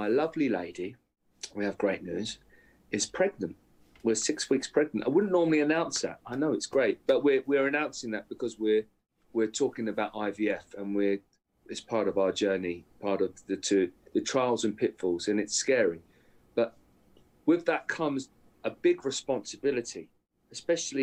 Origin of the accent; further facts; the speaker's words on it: Aldershot, South East England, United Kingdom; I'm in my mum's house, the house that I grew up in Aldershot, good old Aldershot